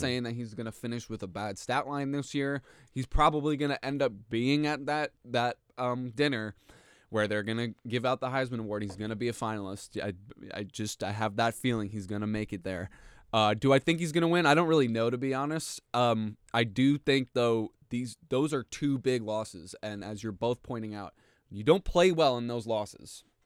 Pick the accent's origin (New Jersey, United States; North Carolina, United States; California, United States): New Jersey, United States; I'm from New Jersey, and our high school football